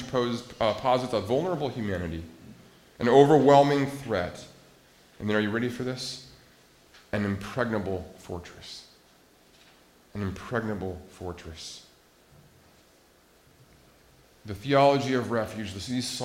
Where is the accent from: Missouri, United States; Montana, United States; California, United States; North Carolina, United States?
Montana, United States; I grew up in Montana, and landlocked Montana